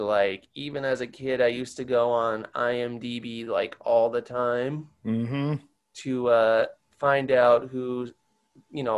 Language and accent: English; Long Island, New York, United States; also born or lived in New Orleans / Micronesia; I moved to Long Island in 98 because my mom's parents were struggling